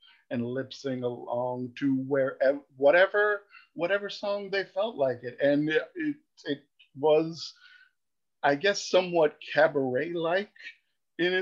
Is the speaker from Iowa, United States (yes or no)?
no; New York City, New York, United States; growing up in Queens